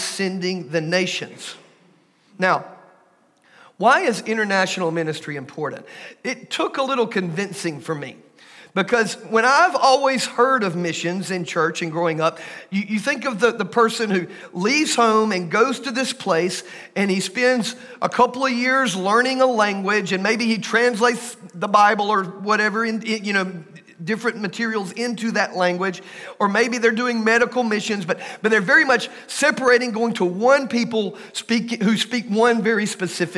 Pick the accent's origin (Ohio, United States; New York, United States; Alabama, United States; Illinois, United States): Alabama, United States; Pickens County; also born or lived in Paris, France / Aliceville, Alabama; I'm from Pickens County